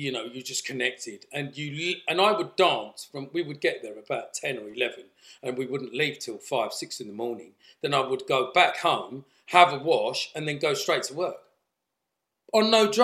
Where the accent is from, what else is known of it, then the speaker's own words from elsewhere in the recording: Essex, East of England, United Kingdom; I came from Essex